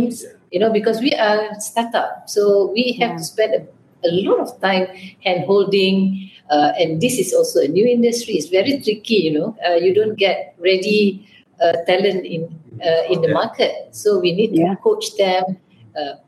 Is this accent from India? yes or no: no; Malaysia; we are Asian, we are Malaysian, you know, so I know how my team back home